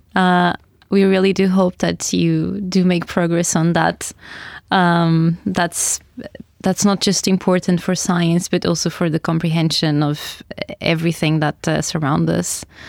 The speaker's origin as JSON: {"language": "English", "country": "Portugal", "moved": "yes", "lives_now": "Oslo, Norway", "said": "although we are from the south of Europe, Portugal and Spain respectively"}